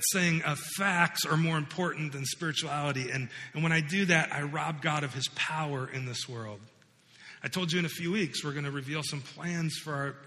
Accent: United States; growing up in the United States, growing up in the West

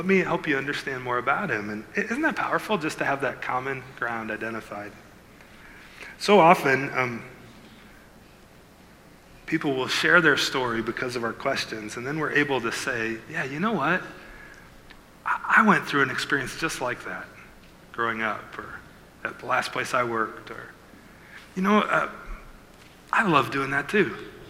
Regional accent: Iowa, United States; now in Milford, United States; I live in Milford, but I grew up in Iowa.

